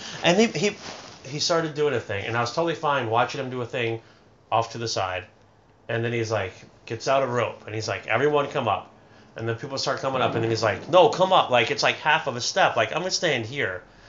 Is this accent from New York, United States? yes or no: no; Philadelphia, Pennsylvania, United States; we're from Philadelphia.